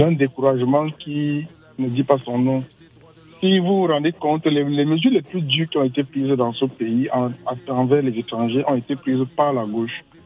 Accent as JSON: {"language": "French", "country": "Cameroon", "tie": "born or raised there", "moved": "yes", "lives_now": "France", "said": "c'est mon village. Vous voyez un peu, c'est là où je suis né et j'ai grandi"}